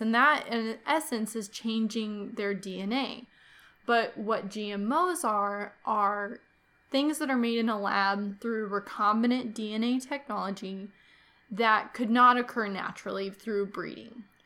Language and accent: English; Kansas, United States; here in my home state of Kansas